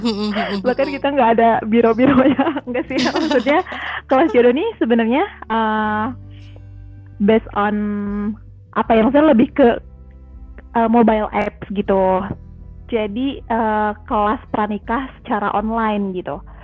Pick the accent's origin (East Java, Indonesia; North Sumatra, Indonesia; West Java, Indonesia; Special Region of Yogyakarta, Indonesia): West Java, Indonesia; Ciamis; moved away as an adult; now in Bandung, Indonesia; aku aslinya dari Ciamis, jadi bukan orang mm. Bandung asli.